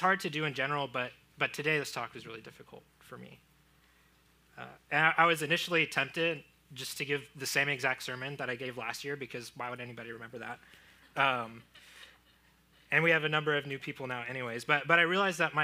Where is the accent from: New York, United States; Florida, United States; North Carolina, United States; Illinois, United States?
Florida, United States; moved away; I grew up in Florida. I had alligators in my backyard